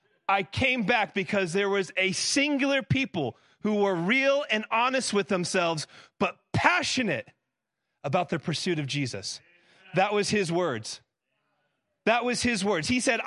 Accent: Florida, United States; moved away as an adult; now in Tennessee, United States; So I grew up in South Florida before I moved. I've been in Tennessee for a decade.

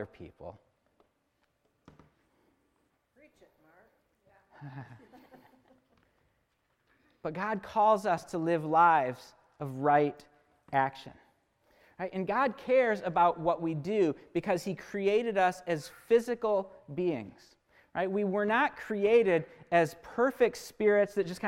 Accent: United States; as American Christians

